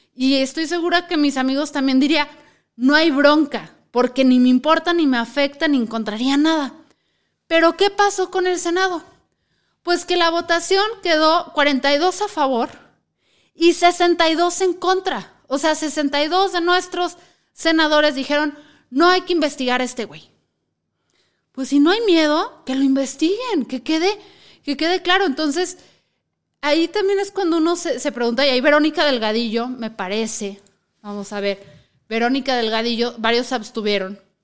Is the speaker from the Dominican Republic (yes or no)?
no; Mexico; no hay que chuparnos el dedo como mexicanos